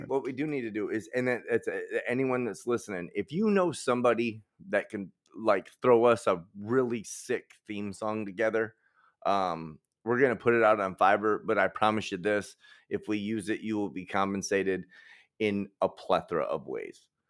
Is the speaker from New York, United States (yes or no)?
no; Detroit, Michigan, United States; I'm from Detroit.